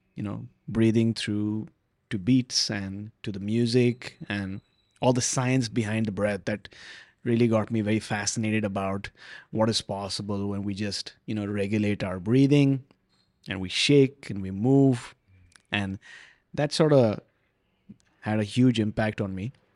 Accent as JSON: {"language": "English", "town": "Vancouver", "region": "British Columbia", "country": "Canada", "said": "I'm from Vancouver"}